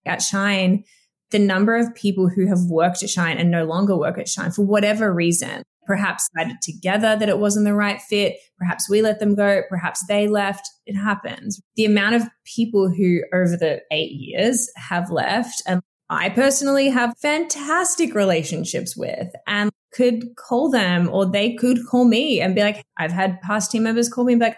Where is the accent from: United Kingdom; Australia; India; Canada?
Australia; moved away as an adult; I'm from Australia. My whole family's there